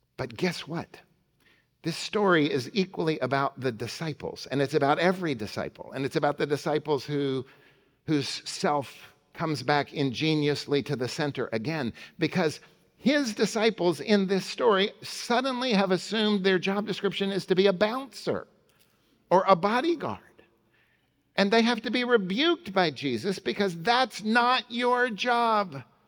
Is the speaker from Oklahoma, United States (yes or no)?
yes; Oklahoma City, Oklahoma, United States; Central Presbyterian, where I grew up in Oklahoma City.